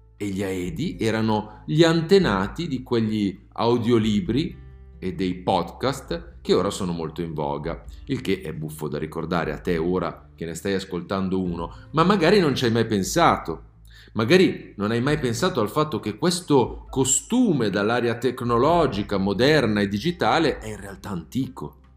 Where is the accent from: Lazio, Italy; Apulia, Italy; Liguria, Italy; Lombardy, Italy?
Lombardy, Italy; Milan; da milanese, almeno di nascita